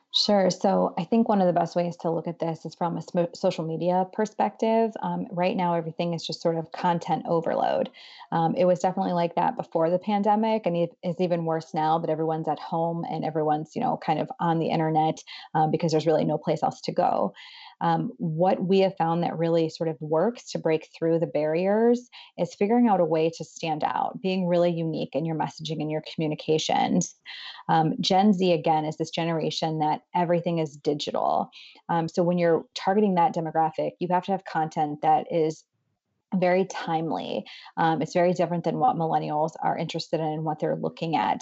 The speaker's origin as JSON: {"language": "English", "town": "Boardman", "region": "Ohio", "country": "United States", "moved": "as an adult", "lives_now": "Cleveland, United States", "said": "I am originally from Ohio, um, from Boardman. Um, it's the largest kind of town nearby would be Youngstown, Ohio"}